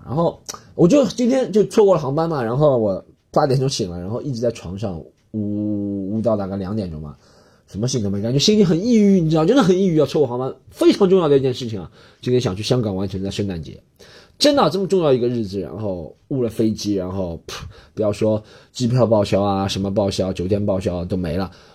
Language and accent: Chinese; China; 老子就是中国人，不过洋节